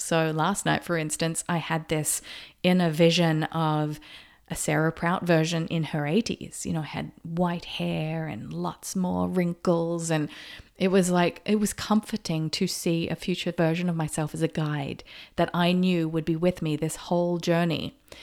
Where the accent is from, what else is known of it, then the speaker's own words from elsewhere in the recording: Australia; moved away; also born or lived in Noosa, Queensland; I grew up in Australia, and when I lived in Noosa, Queensland, that is just paradise